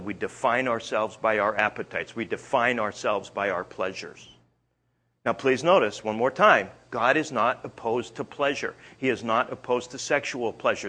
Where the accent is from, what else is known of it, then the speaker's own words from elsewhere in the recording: Canada; I'm Canadian.